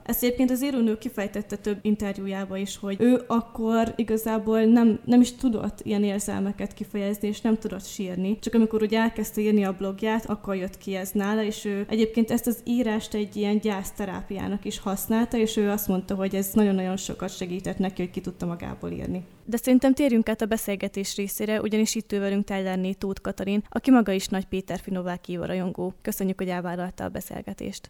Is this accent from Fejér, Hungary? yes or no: no; Borsod-Abaúj-Zemplén, Hungary; moved away as an adult; also born or lived in Miskolc; now in Eger, Hungary; mivel mindketten borsodiak vagyunk, Miskolchoz is rengeteg közünk van, én oda jártam például Gimibe is